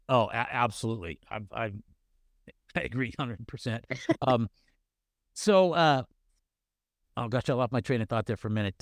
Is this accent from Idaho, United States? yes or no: no; Northern California, United States; I grew up in Northern California